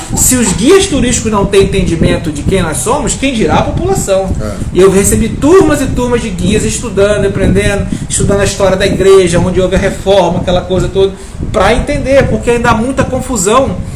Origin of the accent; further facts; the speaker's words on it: Araruama, Rio de Janeiro, Brazil; moved away as an adult; also born or lived in Manaus; eu sou carioca da, da Gema, mas é, vivi em Araruama dos meus 9 aos meus 21 anos de idade.